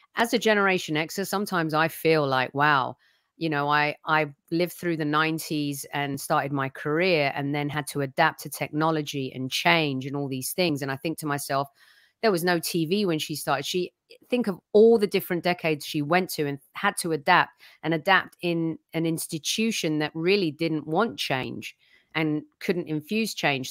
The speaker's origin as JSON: {"language": "English", "region": "England", "country": "United Kingdom", "tie": "born or raised there", "moved": "yes", "lives_now": "California, United States", "said": "all three of us grew up, born and bred in England"}